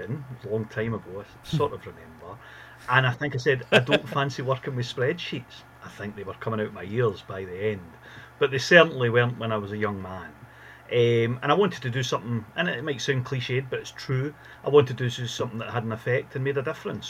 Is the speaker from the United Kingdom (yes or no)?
yes; Glasgow, Scotland, United Kingdom; my family were based there when I was a boy. So I'm from Glasgow